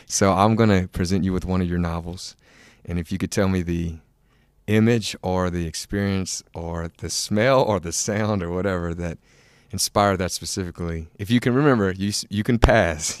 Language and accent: English; Tangipahoa Parish, Louisiana, United States; I am from Tangier Village Parish